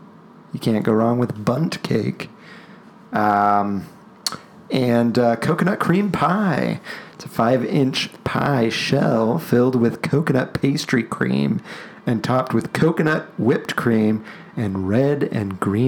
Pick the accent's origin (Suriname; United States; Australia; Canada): United States; Because I'm from America.